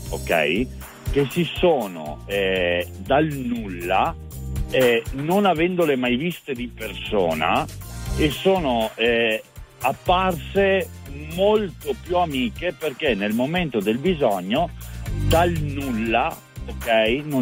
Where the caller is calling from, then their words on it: Portogruaro, Veneto, Italy; Io sono da Portoguaro in provincia di Venezia.